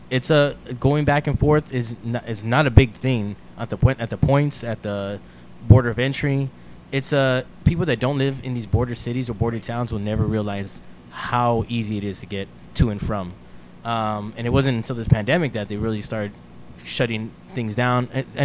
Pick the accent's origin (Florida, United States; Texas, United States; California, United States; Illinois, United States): Texas, United States; El Paso; So I'm originally from El Paso, Texas, okay, border city, born and raised.